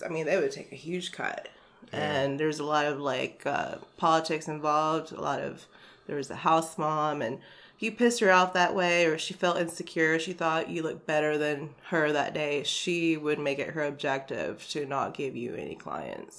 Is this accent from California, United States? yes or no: no; Hickory, North Carolina, United States; now in Greensboro, United States; I was raised in the Hickory area, oh, okay. Lincoln County area. Okay and I've moved around like the whole state growing up